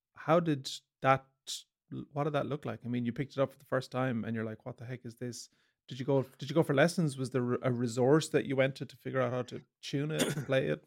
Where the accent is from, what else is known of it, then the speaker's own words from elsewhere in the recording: Galway, Connacht, Ireland; I was from the country, I was from Galway